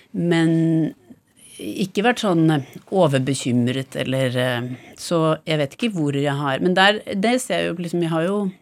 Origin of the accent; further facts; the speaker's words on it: Bærum, Akershus, Norway; store deler av oppveksten i Bærum